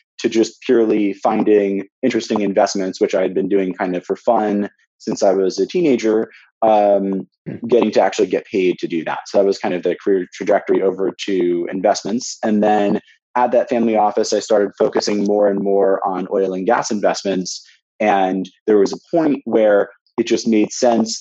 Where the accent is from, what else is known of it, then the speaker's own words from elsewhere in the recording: Santa Monica, California, United States; I grew up in Santa Monica, California